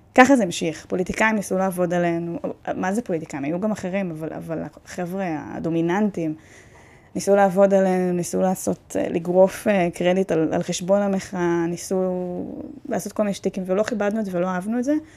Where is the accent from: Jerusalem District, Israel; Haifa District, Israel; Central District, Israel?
Central District, Israel; Netanya; אני גדלתי בנתניה